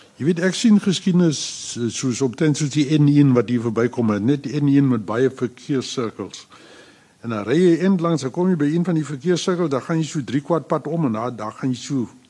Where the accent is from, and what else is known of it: South Africa